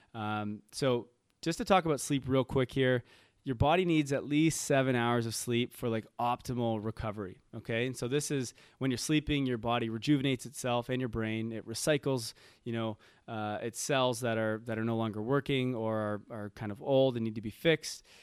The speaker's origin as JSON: {"language": "English", "town": "Toronto", "region": "Ontario", "country": "Canada", "moved": "yes", "said": "I'm from Toronto"}